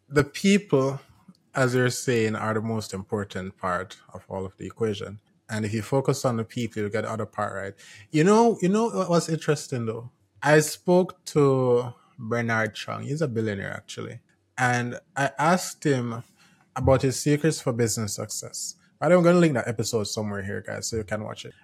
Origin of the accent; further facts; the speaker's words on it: Jamaica; I'm from Jamaica